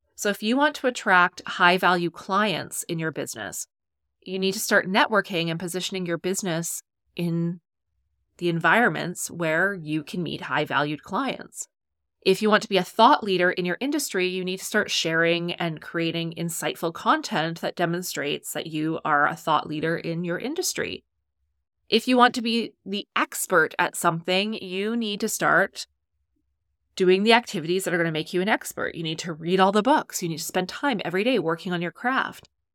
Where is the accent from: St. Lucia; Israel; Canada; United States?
Canada; I'm Canadian